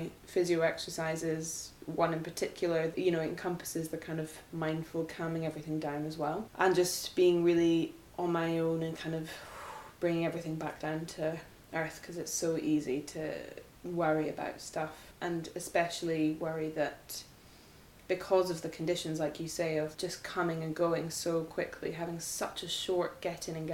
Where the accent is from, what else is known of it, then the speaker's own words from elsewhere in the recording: Edinburgh, Scotland, United Kingdom; moved away; I grew up in Edinburgh